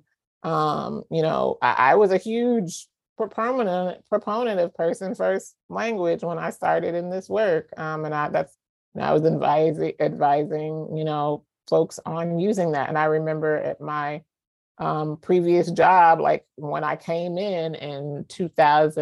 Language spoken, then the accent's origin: English; the South, United States; moved away as an adult; I'm from the South. I, you know, grew up in a religious family